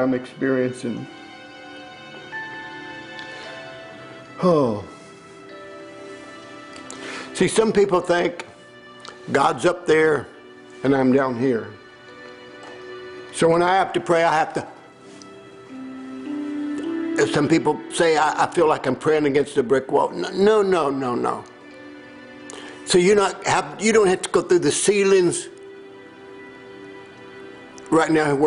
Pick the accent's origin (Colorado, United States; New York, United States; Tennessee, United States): Tennessee, United States; I grew up in Tennessee